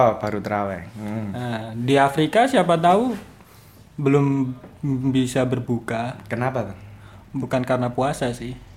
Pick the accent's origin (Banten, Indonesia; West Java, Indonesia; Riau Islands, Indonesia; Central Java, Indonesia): Central Java, Indonesia; Klaten